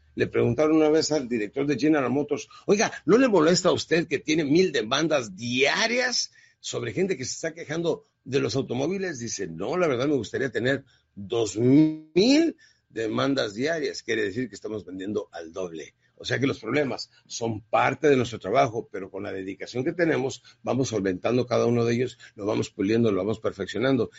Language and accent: Spanish; Ciudad Juárez, Chihuahua, Mexico; Yo crecí en Ciudad Juárez, Chihuahua